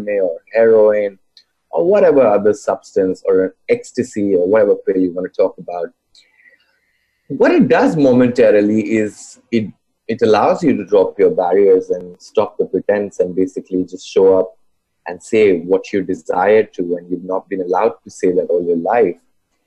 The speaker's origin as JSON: {"language": "English", "country": "India", "tie": "born or raised there", "said": "I grew up in India"}